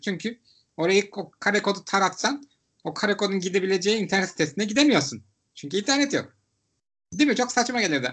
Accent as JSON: {"language": "Turkish", "region": "Istanbul", "country": "Turkey", "said": "ben İstanbullu olarak"}